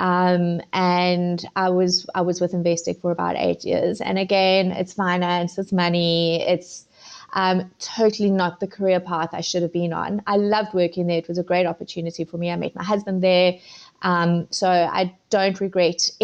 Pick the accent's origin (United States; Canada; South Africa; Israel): South Africa; moved away as an adult; also born or lived in Zimbabwe; now in United Kingdom; moved to South Africa when I was 11.